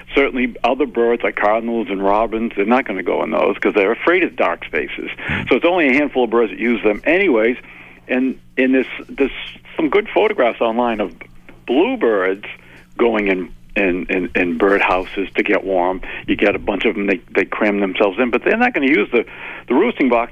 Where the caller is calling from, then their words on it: Jackson Hole, Wyoming, United States; I'm calling from Jackson Hole, Wyoming